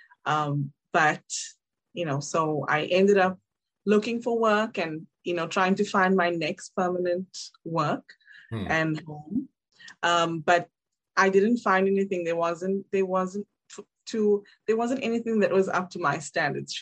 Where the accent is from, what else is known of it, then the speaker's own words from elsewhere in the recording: South Africa; moved away as an adult; also born or lived in Cape Town; I'm originally from South Africa. I was born in Cape Town, raised in two different cities.